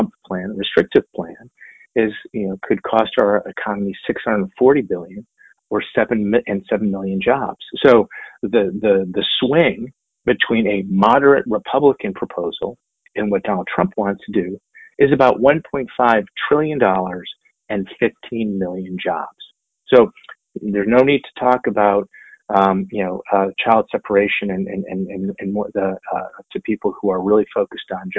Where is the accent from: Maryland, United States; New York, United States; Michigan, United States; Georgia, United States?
Michigan, United States; I'm from Michigan.